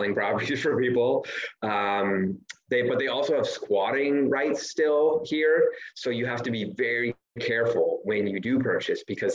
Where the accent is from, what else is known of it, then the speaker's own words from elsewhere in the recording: Canada; moved away as an adult; also born or lived in Ontario, Canada; now in Belize; I'm Canadian